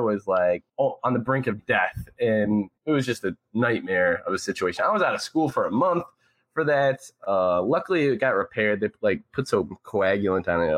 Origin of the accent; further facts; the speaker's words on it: Chicago, Illinois, United States; also born or lived in North Aurora, Illinois; I grew up in North Aurora, Illinois, and I lived there till I was 8 or 9. And then my parents, they split up. They got a divorce. So there's that whole thing. So then I moved to the inner city Chicago